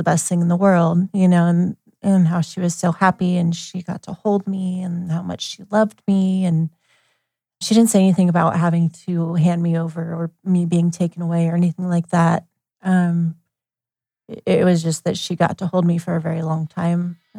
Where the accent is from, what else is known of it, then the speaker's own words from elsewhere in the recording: Eugene, Oregon, United States; I was born in Eugene. I don't remember the time. I think it was morning, but I don't remember. June 27th, 1984.